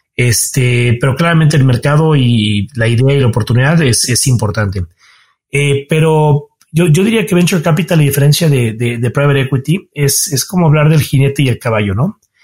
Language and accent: Spanish; Cuernavaca, Morelos, Mexico; moved away as an adult; now in Mexico City, Mexico; soy chilango, mucho orgullo, aunque nací aquí en la Ciudad de México, pero de temprana edad viví en Cuernavaca. Entonces mi infancia y los formativos los pasé allá